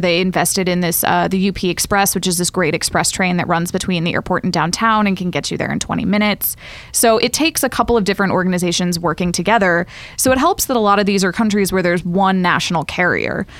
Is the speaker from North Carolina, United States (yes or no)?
yes; Raleigh, North Carolina, United States; now in New York, United States; I'm from Raleigh